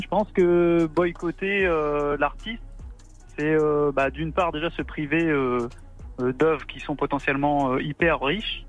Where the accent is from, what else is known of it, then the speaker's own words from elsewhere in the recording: Rouen, Normandy, France; comme Jean, je viens de Rouen